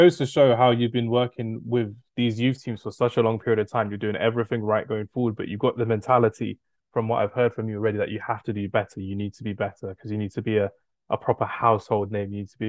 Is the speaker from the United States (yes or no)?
no; United Kingdom; me being a British guy